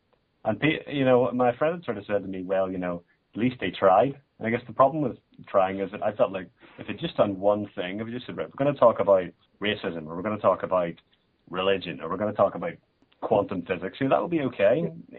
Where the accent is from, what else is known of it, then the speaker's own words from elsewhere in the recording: Ireland; I'm Irish after all.